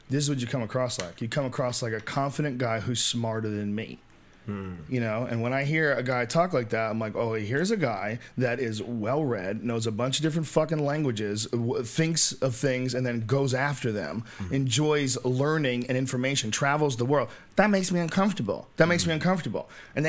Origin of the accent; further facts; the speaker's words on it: Massachusetts, United States; accent: Boston; I had a Boston accent for a while. I got rid of my Boston accent.